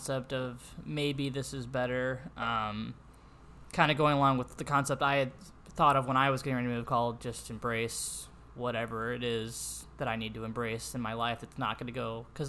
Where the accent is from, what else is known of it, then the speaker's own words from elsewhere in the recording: St. Louis, Missouri, United States; moved away as an adult; now in Danville, United States; I'm from St. Louis